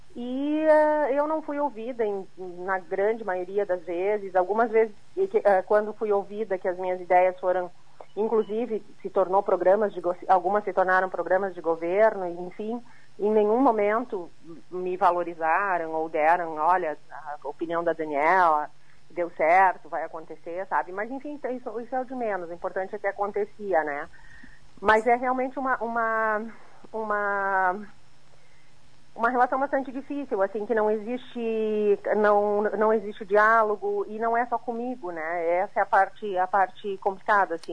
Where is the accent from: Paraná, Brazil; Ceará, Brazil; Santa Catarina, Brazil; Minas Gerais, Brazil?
Santa Catarina, Brazil; como catarinense